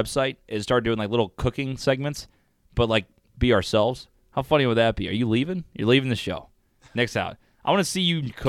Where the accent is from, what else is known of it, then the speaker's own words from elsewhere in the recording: Illinois, United States; don't say the ill side. I'm from Illinois. We don't like the ill side.